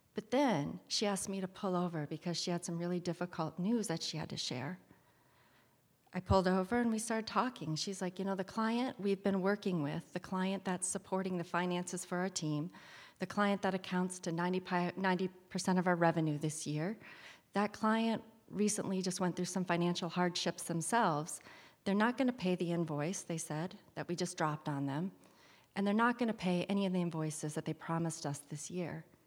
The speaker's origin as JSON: {"language": "English", "area": "Kalkaska", "region": "Michigan", "country": "United States", "tie": "born or raised there", "said": "I'm a girl from Calcasica, Michigan. I grew up there in the eighties primarily"}